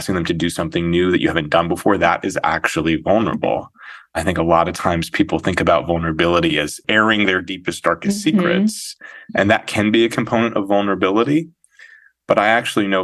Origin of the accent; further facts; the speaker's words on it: Santa Fe, New Mexico, United States; moved away as an adult; also born or lived in Ohio; now in New York City, United States; I grew up in Santa Fe, New Mexico